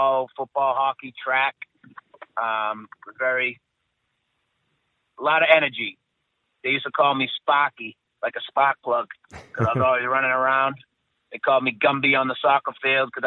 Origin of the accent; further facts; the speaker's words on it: Stoneham, Massachusetts, United States; born and raised just outside the city of Boston in a little town called Stoneham